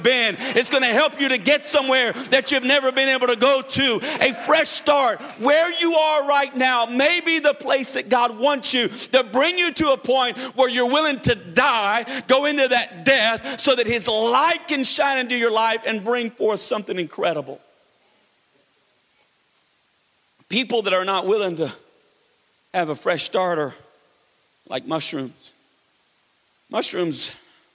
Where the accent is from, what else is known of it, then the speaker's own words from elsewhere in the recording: Florida, United States; now in North Carolina, United States; I grew up in Florida